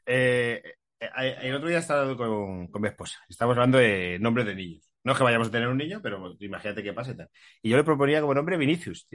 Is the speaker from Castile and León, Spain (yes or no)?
yes; Castile and León, Spain; also born or lived in Tarragona; now in Madrid, Spain; como castellano soy